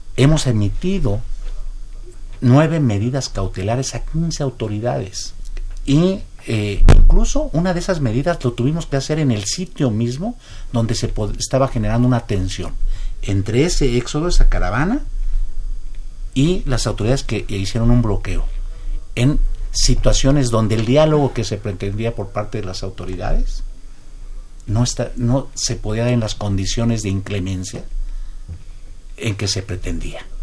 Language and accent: Spanish; Mexico